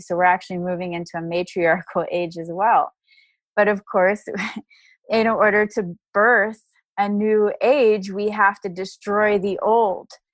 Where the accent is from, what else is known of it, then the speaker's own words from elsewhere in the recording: Dallas, Texas, United States; I grew up in Dallas, Texas